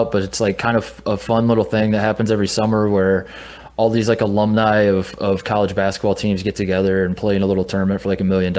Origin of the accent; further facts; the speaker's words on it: United States; as an American